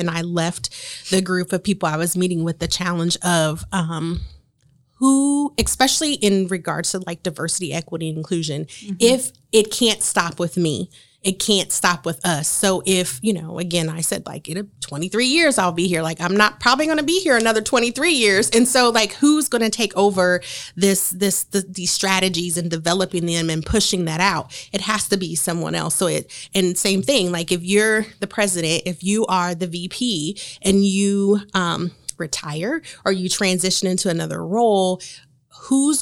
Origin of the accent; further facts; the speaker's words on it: Marion, Indiana, United States; we are from Marion